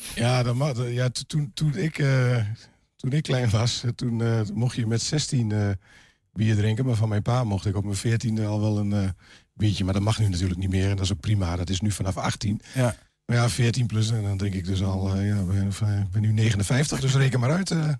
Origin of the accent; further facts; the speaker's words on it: Glanerbrug, Overijssel, Netherlands; En ik ben inderdaad inwoner van Glanenbrug